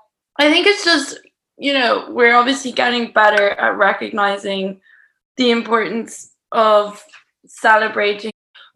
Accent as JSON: {"language": "English", "country": "Ireland", "also_born_or_lived": "Spain", "said": "because I'm from Ireland, so I swim a lot in the summer, and I'm also from Spain. And then like when I'm in London, I also do a lot of outdoor swimming."}